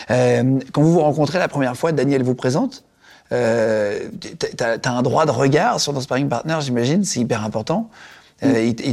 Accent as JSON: {"language": "French", "area": "the North", "region": "Hauts-de-France", "country": "France", "said": "je suis du Nord, donc ça va."}